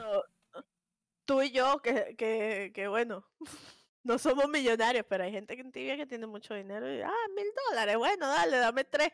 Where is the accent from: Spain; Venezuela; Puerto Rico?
Venezuela; yo soy súper, súper venezolana